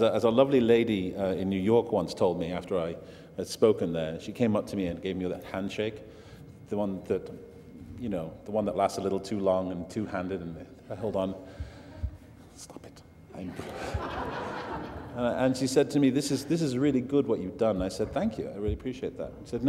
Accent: Manchester, North West England, United Kingdom; I'm from Manchester

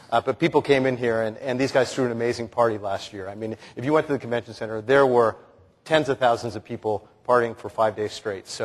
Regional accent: Canada; Well, as I said before, I mean, for me, uh, being Canadian, and I think probably the proudest moment for me was my first year at the Grey Cup.

